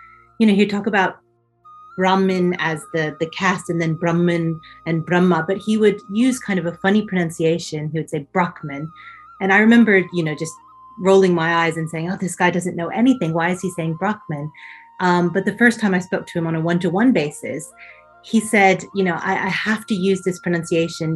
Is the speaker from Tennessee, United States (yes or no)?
yes; Knoxville, Tennessee, United States; moved away as an adult; now in Cambridge, United Kingdom; I did my undergraduate actually right at home, home meaning my hometown, at the University of Tennessee in Knoxville